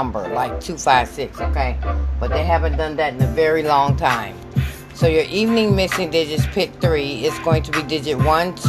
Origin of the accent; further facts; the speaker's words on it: Michigan, United States; I'm from Michigan